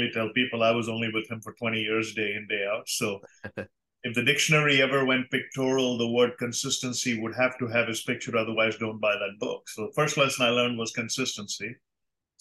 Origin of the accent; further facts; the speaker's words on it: India; moved away as an adult; I grew up debating in India